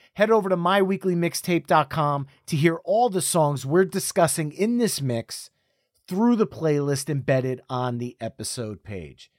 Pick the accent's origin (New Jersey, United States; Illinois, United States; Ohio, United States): New Jersey, United States; We're both from New Jersey